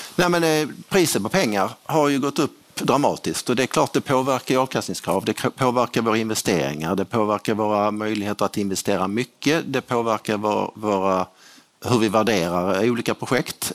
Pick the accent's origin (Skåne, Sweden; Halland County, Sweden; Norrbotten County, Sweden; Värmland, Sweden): Skåne, Sweden; jag är skåning